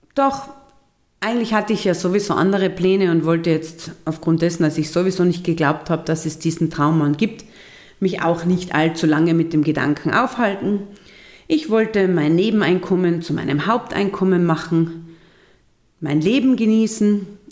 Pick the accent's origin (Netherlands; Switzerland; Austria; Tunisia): Austria; bei uns in Österreich